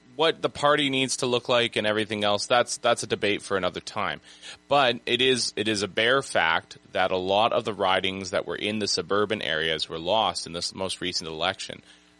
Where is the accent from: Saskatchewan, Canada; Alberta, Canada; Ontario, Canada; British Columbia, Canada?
British Columbia, Canada; Prince George; Even here in my hometown of Prince George